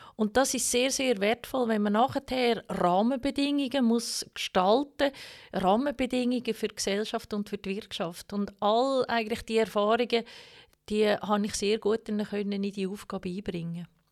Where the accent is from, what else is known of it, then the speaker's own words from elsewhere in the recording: Baar, Zug, Switzerland; also born or lived in Oberwil bei Zug; Ich bin ja in einer Familie aufgewachsen in Bar